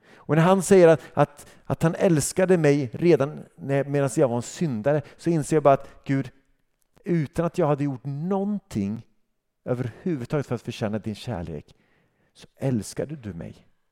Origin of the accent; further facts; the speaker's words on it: Sweden; som svensk